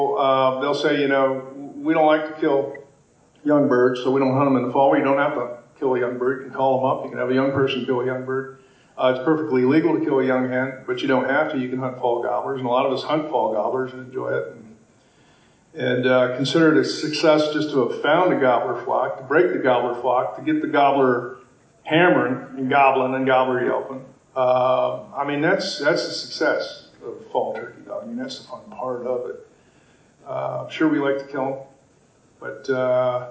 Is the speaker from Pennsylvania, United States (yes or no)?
yes; Pennsylvania, United States; moved away as an adult; now in Maine, United States; I was born and raised in Pennsylvania, grew up turkey hunting there, and now live in Maine